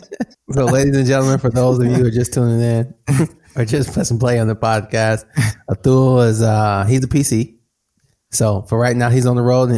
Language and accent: English; Flint, Michigan, United States; I grew up in Flint, and … of Flint.